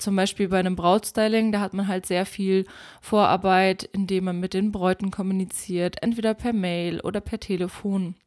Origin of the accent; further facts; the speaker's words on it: Germany; bei uns in Deutschland